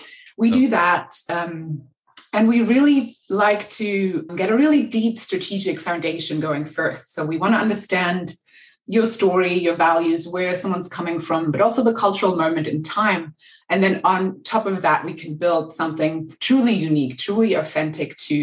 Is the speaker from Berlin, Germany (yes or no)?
yes; Berlin, Germany; moved away; also born or lived in Los Angeles; I'm from Berlin originally, and I think I left and moved to LA at some point because I was cold